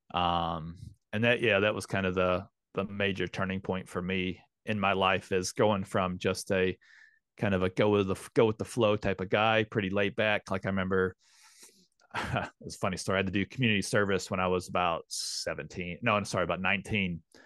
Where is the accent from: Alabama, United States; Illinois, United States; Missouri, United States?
Missouri, United States; St. Louis; moved away as an adult; also born or lived in London, United Kingdom; now in Queenstown, New Zealand; Saint Louis, Missouri is, uh, my, my hometown. Grew, born and raised there